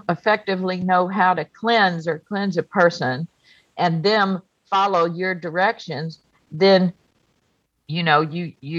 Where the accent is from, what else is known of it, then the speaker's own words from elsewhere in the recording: United States; I was born on the coast of Texas in Louisiana. My heritage is I'm Cajun and Lebanese